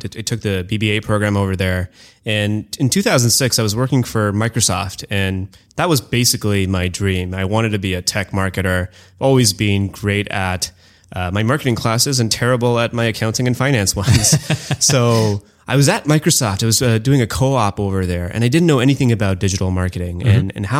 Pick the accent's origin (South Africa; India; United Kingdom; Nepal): India; also born or lived in Canada; So most of my life, I grew up in India and I spent about ages 1 through 4 in Canada. I went back to India and kind of did sort of the baseball diamond of India in terms of growing up in Calcutta, Delhi, Bombay, and Bangalore.